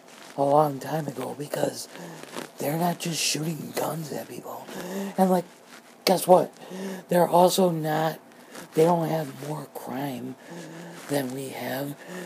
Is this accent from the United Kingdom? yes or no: no; United States